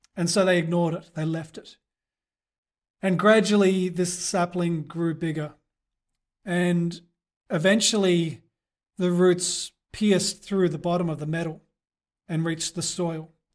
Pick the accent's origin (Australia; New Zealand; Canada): Australia; Perth, Western Australia; moved away; back in my hometown of Perth